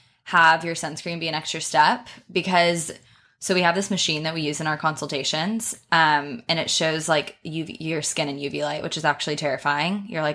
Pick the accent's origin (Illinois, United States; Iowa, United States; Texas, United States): Texas, United States; accent: Texan; So like I'm from Texas. Obviously I'm American.